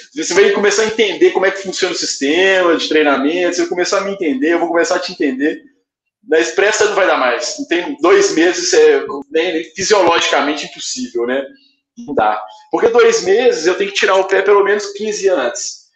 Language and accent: Portuguese; Belo Horizonte, Minas Gerais, Brazil; eu sou aqui de Belo Horizonte